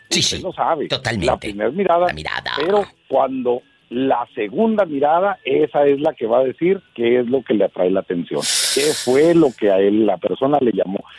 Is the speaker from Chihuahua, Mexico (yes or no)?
yes; Chihuahua, Mexico; Yo soy de la hermosa ciudad de Chihuahua, mexicano de corazón.